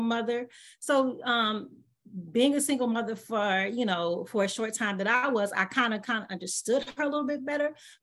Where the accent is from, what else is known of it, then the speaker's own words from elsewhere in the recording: Los Angeles, California, United States; also born or lived in Michigan; I was actually born and raised in Los Angeles, California.